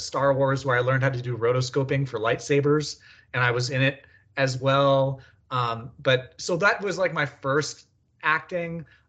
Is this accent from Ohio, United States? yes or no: no; California, United States; also born or lived in Colorado; I was born in Colorado, but moved to California when I was really young.